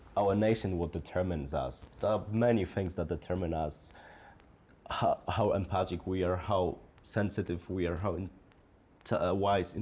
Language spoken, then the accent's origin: English; Poland; now in Edinburgh, United Kingdom; the little boy from a small town, small Polish town